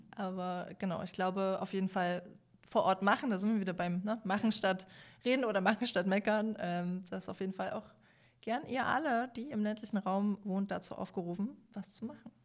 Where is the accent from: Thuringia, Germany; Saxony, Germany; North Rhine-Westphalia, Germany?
Saxony, Germany; Dresden; Als Dresdnerin